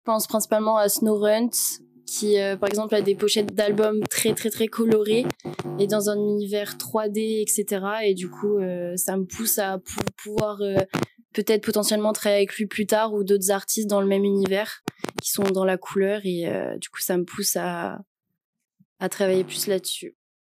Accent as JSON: {"language": "French", "town": "Annecy", "region": "Auvergne-Rhône-Alpes", "country": "France", "moved": "as an adult", "lives_now": "Lyon, France", "said": "j'ai 21 ans, je viens d'Annecy et actuellement, je fais mes études sur Lyon"}